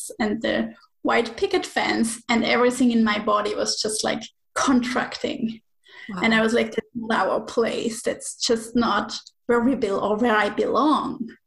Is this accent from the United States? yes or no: no; Switzerland; moved away as an adult; now in Menorca, Spain; I'm originally from Switzerland. So 5 years ago, 4 years ago, we moved from Switzerland to Spain.